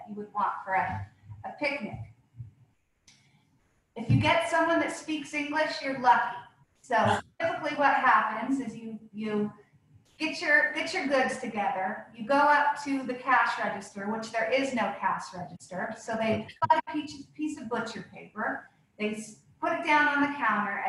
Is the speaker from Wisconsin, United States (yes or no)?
no; St. Helena, California, United States; also born or lived in San Francisco; I came back home to my hometown of St. Helena